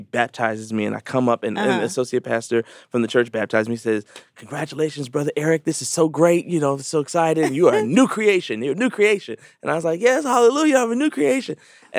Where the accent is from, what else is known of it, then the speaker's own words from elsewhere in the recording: Chicago, Illinois, United States; I'm from Chicago.